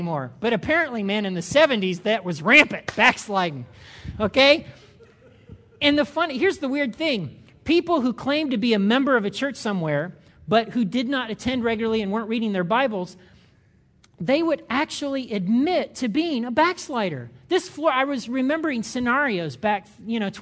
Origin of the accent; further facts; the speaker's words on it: United States; I'm an American.